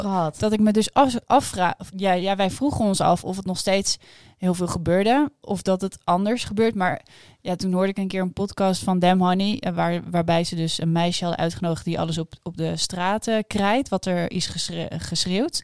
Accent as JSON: {"language": "Dutch", "town": "Amsterdam", "region": "North Holland", "country": "Netherlands", "said": "ik kom uit Amsterdam"}